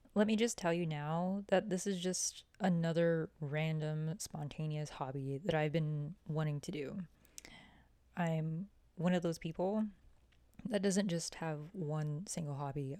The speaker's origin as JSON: {"language": "English", "town": "Oglala", "region": "South Dakota", "country": "United States", "moved": "as an adult", "lives_now": "Lawrence, Kansas, United States", "said": "I'm Oglala Lakota from Oglala, South Dakota"}